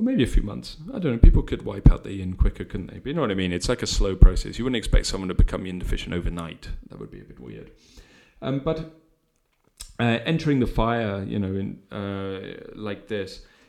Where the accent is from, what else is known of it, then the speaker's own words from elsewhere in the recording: United Kingdom; we're British